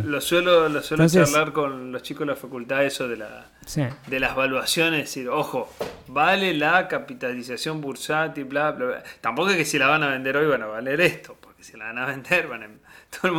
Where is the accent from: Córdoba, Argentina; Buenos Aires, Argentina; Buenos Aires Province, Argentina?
Córdoba, Argentina; southern; yo que me crié en Córdoba, en el sur de Córdoba